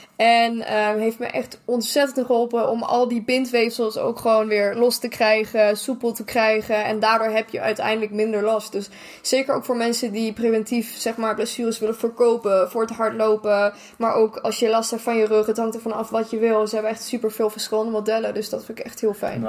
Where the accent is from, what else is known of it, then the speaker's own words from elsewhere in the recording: Germany; moved away; als Duitser